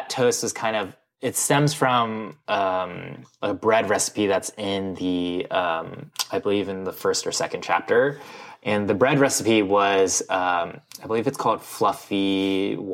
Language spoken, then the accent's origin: English; Midwest, United States; growing up in the Midwest, which was like, yeah, I loved processed cereals